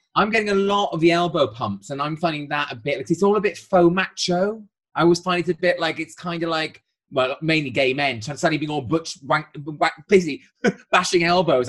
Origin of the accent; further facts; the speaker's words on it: Wales, United Kingdom; as a Welshman